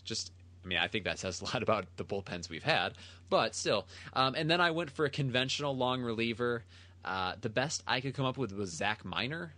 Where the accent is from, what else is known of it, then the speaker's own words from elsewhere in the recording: Michigan, United States; I grew up in Michigan.